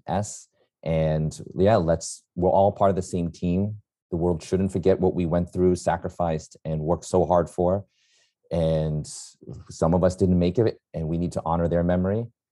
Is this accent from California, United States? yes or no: no; New York City, New York, United States; I'm a New Yorker, born and raised